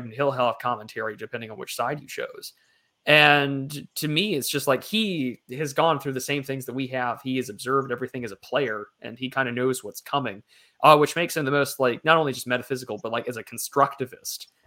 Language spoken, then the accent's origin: English; United States; as an American and as you know, someone with blood and heritage that comes back through the through generations of this country